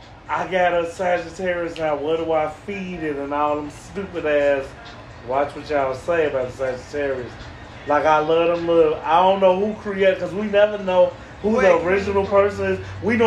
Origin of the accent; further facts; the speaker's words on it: Chicago, Illinois, United States; I'm from the north side.